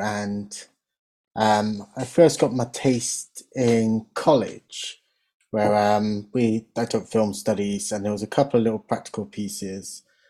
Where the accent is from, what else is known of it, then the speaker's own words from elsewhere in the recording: Swindon, South West England, United Kingdom; moved away as an adult; also born or lived in London; And then I moved to London to seek my fame and fortune because there wasn't a huge amount going on in my hometown. So I come from Swindon.